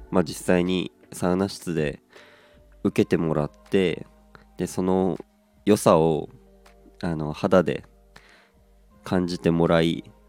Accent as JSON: {"language": "Japanese", "region": "Aomori", "country": "Japan", "tie": "born or raised there", "moved": "as an adult", "said": "僕自身が出身が青森でございまして"}